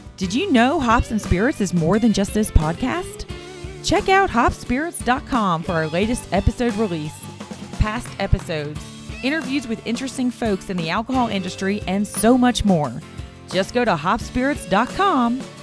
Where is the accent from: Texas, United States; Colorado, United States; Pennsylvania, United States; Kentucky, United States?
Kentucky, United States; Henry County; moved away as an adult; also born or lived in New York City, United States; So I was born and raised in Kentucky. I actually grew up in Henry County